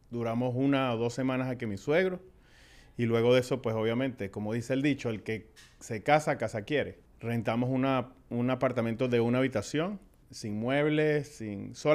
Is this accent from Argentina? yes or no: no; Venezuela; moved away as an adult; Llegamos de Venezuela, como dijimos, hace 18 años, eh, de luna de miel.